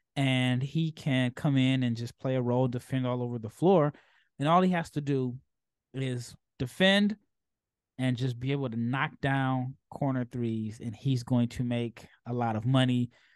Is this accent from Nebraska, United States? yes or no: yes; Omaha, Nebraska, United States; I'm from Omaha